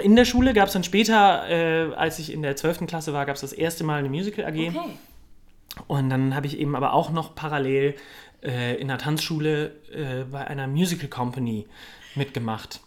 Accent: Cologne, North Rhine-Westphalia, Germany; moved away as an adult; also born or lived in Munich; Aufgewachsen bin ich im wunderschönen Kölle am Ring.

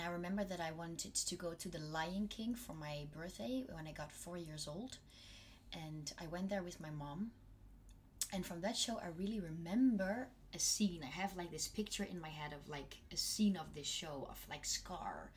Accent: North Brabant, Netherlands; now in Germany; I come from Brabant, which is a bit more in the south.

